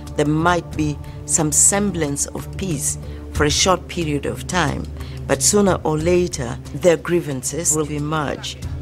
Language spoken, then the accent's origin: English; Uganda; I'm from Uganda